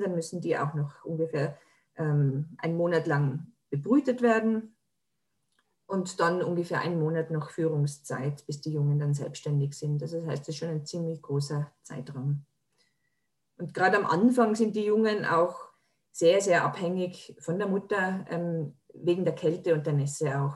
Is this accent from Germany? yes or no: no; Tyrol, Austria; bei uns in Tirol